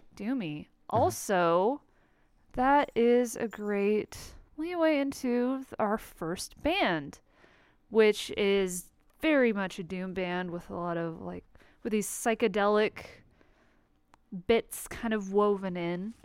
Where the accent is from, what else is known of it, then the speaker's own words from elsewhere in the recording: Colorado, United States; my homeland of Colorado